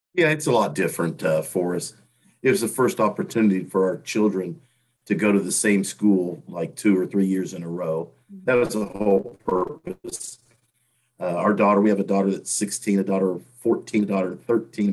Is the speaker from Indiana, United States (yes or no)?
yes; Terre Haute, Indiana, United States; born or raised there; moved away as an adult